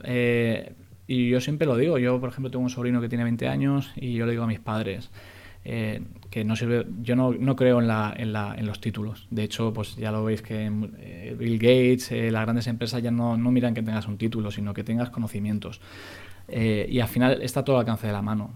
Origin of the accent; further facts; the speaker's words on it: Spain; somos muy españoles, es la pronunciación